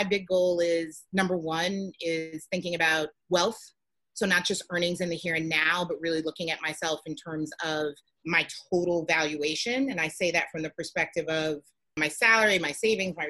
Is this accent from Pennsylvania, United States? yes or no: no; New York City, New York, United States; growing up in the Bronx